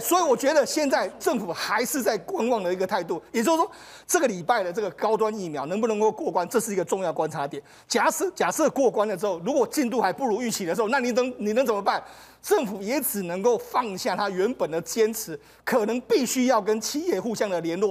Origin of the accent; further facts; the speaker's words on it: Taiwan; 我们台湾人